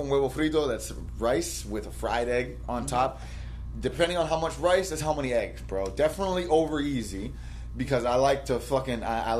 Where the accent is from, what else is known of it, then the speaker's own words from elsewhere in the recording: North Miami Beach, Florida, United States; I grew up in NMB as well.